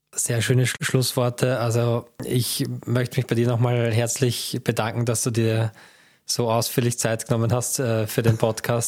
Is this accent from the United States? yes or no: no; Austria; als Österreicher